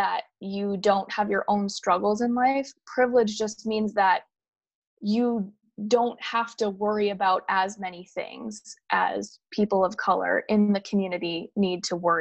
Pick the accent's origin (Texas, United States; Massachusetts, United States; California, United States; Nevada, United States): Massachusetts, United States; since we are from Massachusetts